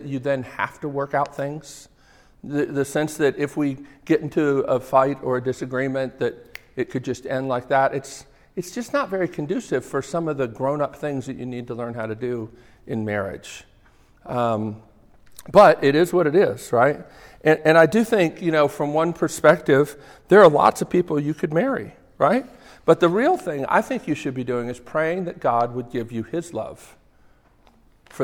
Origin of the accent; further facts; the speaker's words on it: Northeast, United States; accent: New Jersey; I grew up in the Northeast.